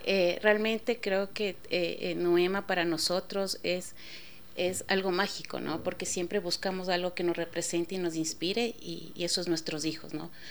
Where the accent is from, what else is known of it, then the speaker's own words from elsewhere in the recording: Ecuador; nosotros como ecuatorianos